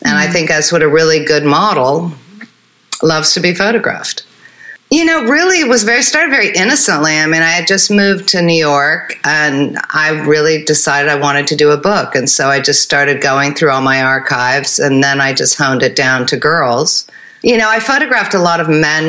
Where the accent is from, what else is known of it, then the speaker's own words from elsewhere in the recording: Switzerland; I grew up in Switzerland.